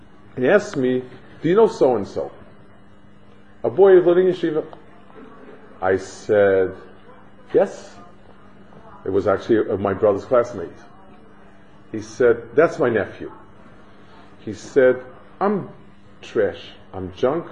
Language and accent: English; New York City, New York, United States; I grew up on the Lower East Side, which is, I guess, in a nice way, the pits of Manhattan